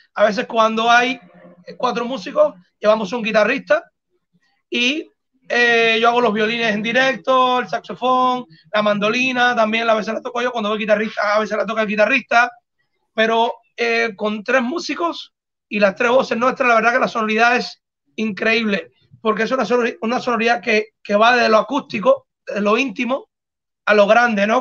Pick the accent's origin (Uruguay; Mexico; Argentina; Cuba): Cuba; somos cubanos y tenemos un acento